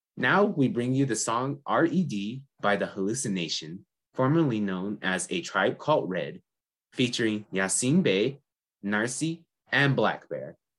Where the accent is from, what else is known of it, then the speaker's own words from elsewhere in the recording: San Felipe Pueblo, New Mexico, United States; I'm from the Pueblo of San Felipe